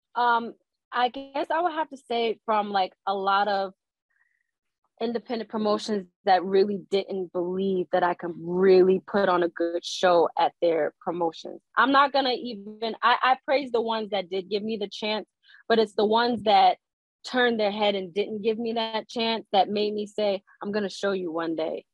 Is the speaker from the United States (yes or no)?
yes; Newark, New Jersey, United States; I grew up in Newark